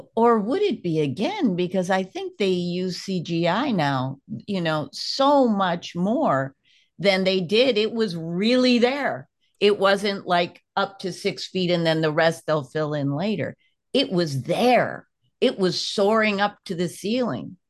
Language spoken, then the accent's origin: English; United States; I'm an American